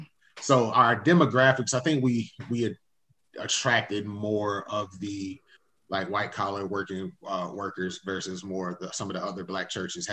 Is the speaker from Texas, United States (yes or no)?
no; Winston-Salem, North Carolina, United States; also born or lived in Charlotte, North Carolina; born and raised in Winston-Salem.